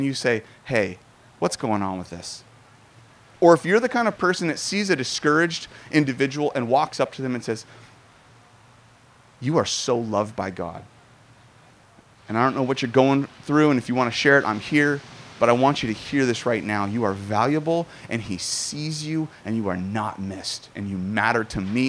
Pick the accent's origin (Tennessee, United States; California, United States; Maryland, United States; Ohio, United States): California, United States; Southern; I'm Southern Californian